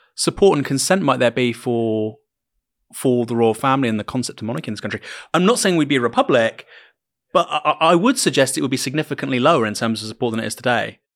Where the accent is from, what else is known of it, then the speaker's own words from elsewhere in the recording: Bournemouth, South West England, United Kingdom; I was from Bournemouth